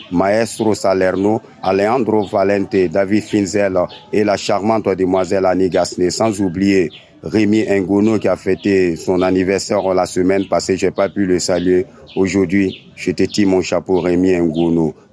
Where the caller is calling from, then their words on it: Benin; Bonsoir, RFI. Ouais, c'est … Il à depuis le Bénin.